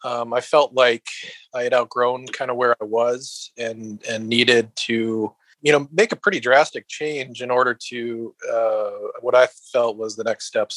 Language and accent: English; Minnesota, United States; moved away as an adult; now in Texas, United States; There's a little bit of cultural change, obviously, you know, not being from Texas, a bit different from Minnesota, although it still feels like a bit like home.